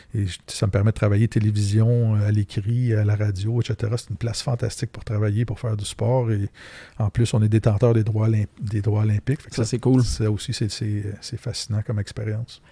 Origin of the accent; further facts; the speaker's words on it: Terrebonne, Quebec, Canada; J'ai grandi à Terrebonne.